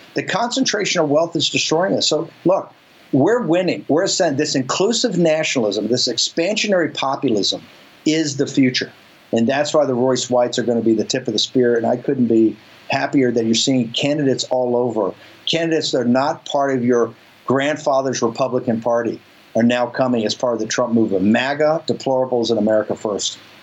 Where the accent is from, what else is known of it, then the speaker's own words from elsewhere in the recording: Richmond, Virginia, United States; I come from the South, and I come from an all-black, or virtually not all-black, but a predominantly black neighborhood in the north side of Richmond.